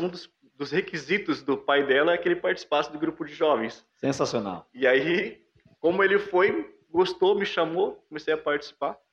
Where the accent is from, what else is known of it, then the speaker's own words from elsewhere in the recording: Toledo, Paraná, Brazil; now in Jaraguá do Sul, Brazil; Eu vim lá do Paraná. Sou natural de Toledo.